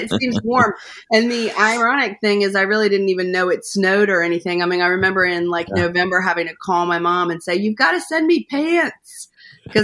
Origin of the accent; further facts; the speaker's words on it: Rhode Island, United States; also born or lived in Atlanta; I always say, really, that I feel like I grew up in Rhode Island, so I feel like I'm a New Englander in my heart, because we moved there when I was in about sixth grade, and I graduated from high school there.